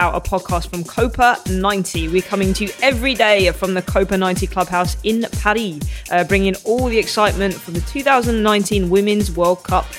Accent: England, United Kingdom; I'm English.

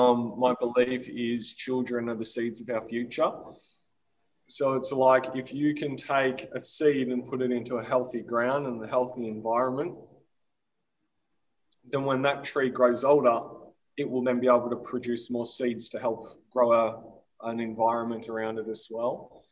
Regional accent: Australia; my hometown, 4 hours north of Melbourne

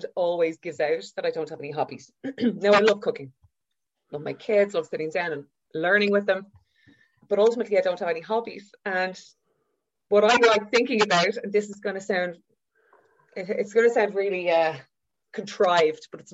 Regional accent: Dublin, Leinster, Ireland; also born or lived in Galway; I grew up in Whitehall in a 3-bed MED

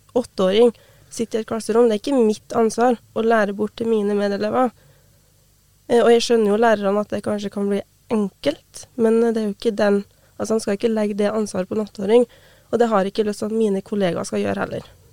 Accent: Brekken, Trøndelag, Norway; Jeg har jo hatt samisk på skolen sjøl i hjemplassen min. Jeg har bodd hjemme med foreldrene mine

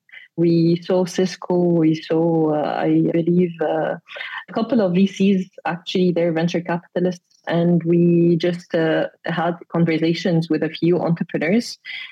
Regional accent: Alexandria, Alexandria Governorate, Egypt; also born or lived in Cairo, Egypt; I'm from Egypt. I'm from Alexandria in Egypt. And I graduated from the German school in Alexandria

